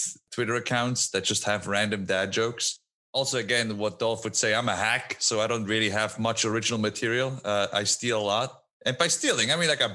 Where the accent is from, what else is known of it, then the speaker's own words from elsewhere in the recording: Switzerland; first language Swiss German; English is a second language; moved away as an adult; now in United States; two villages over from where I grew up